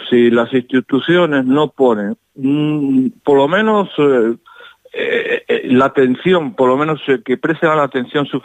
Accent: O Rosal, Galicia, Spain; porque yo ya me formé en una banda de mi pueblo que es la agrupación musical do Rosal. Ahí empecé yo mi dote de mi primer lenguaje musical y acercarme al instrumento y estas cosas.

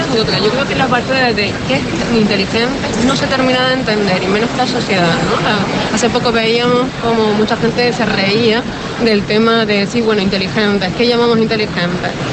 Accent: Canary Islands, Spain; nosotros tenemos como Canarias, destino turístico que somos potentes

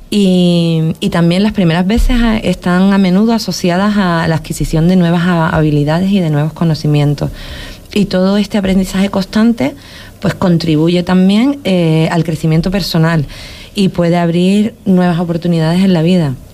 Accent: Huelva, Andalusia, Spain; now in Canary Islands, Spain; mi tierra de Huelva.

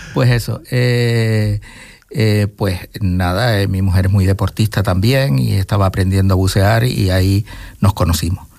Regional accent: Gran Canaria, Canary Islands, Spain; moved away as an adult; also born or lived in Venezuela; now in Fuerteventura, Spain; yo cuando ya tuve tres años, pues volvimos, o ellos volvieron, y yo con ellos, pero todavía un baby y volví a Gran Canaria y claro, toda mi familia y todo mi, entorno siempre ha sido

